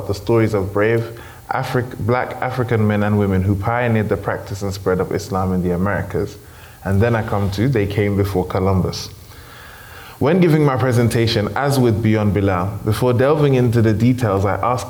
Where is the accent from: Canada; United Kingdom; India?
United Kingdom; growing up in the United Kingdom